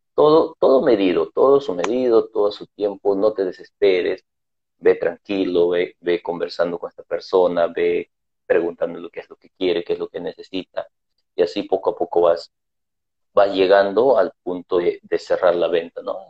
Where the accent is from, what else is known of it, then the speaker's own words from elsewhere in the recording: Lima, Peru; yo soy de Perú, Lima, Perú también